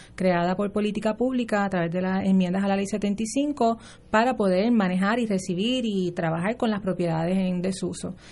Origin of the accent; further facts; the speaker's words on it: Puerto Rico; Senia y yo somos residentes de Río Piedras